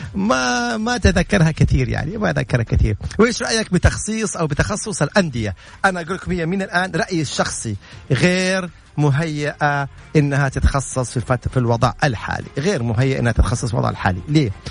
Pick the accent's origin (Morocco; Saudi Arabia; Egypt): Saudi Arabia